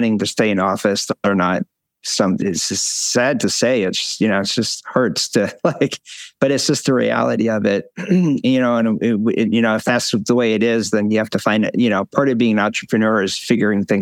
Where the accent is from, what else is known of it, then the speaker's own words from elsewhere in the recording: Syracuse, New York, United States; I grew up in Syracuse, and my dad worked for GE